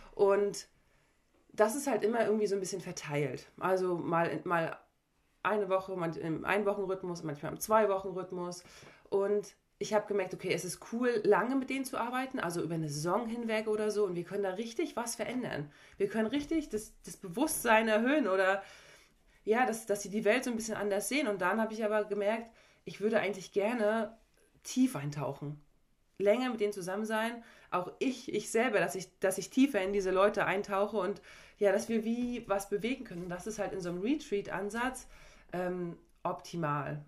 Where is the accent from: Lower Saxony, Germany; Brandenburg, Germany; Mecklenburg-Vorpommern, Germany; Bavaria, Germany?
Mecklenburg-Vorpommern, Germany; Parchim; also born or lived in Schwerin / Leverkusen; ich komme aus einem kleinen Ort hier neben Schwerin, also Parchim, und bin dann aber früh aufs Sportsenat gegangen mit 12, 13 ähm, und habe da, da dann eigentlich in Schwerin gewohnt und ich würde auch immer sagen, okay, ich bin Schweriner